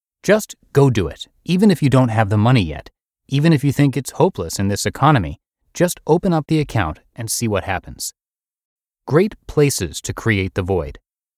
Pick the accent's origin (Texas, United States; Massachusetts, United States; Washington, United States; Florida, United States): Texas, United States; I'm from Texas, so go read my post to understand why that's not weird.